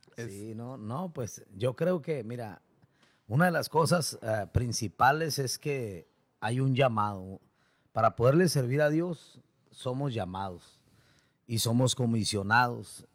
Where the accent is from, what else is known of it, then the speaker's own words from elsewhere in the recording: Tijuana, Baja California, Mexico; also born or lived in Mexicali; yo nací en Mexicali, pero me he creado casi toda mi vida aquí en Tijuana